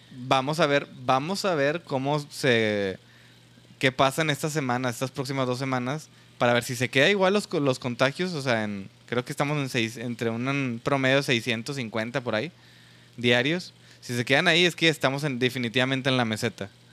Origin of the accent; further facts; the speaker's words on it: Monterrey, Nuevo León, Mexico; nosotros que somos de Nuevo León y Monterrey